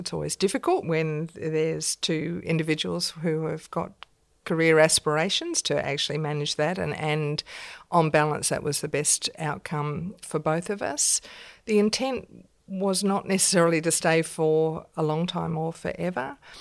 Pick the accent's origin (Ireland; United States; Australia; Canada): Australia; also born or lived in London, United Kingdom; being an Australian in England